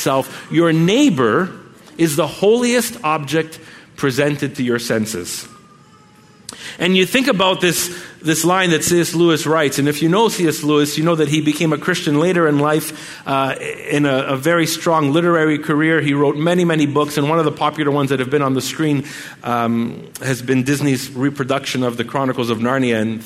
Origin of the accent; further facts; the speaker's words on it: Montreal, Quebec, Canada; we're from Montreal